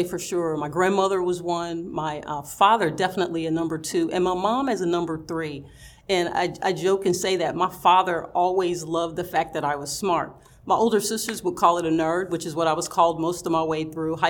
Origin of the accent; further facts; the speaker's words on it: Knoxville, Tennessee, United States; moved away as an adult; also born or lived in Nashville, Tennessee / Omaha, Nebraska / Edison, New Jersey; I did get to stay in my hometown. It was local, and I liked that. I'm very close to my family, very close to my parents, my grandparents. My entire family lived in Knoxville.